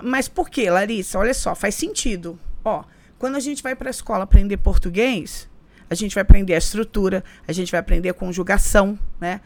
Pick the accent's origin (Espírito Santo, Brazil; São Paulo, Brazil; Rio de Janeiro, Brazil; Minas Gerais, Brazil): Rio de Janeiro, Brazil; moved away as an adult; also born or lived in São Gonçalo / Copacabana, Rio de Janeiro; now in New York, United States; Eu nasci no Rio